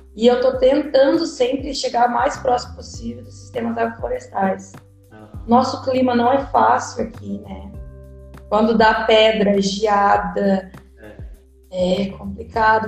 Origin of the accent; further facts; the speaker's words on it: Rio Grande do Sul, Brazil; moved away; also born or lived in Ceará / Bahia / Northeast Brazil; Eu estou hoje no Rio Grande do Sul, mas eu estava no Ceará, com a Paula Afonso, e agora estou aqui onde eu nasci